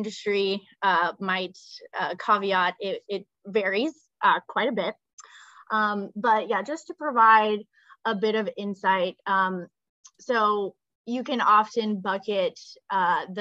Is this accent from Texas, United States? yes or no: yes; Texas, United States; moved away as an adult; also born or lived in Bulgaria / Los Angeles; now in New York, United States; I grew up and went to school in Texas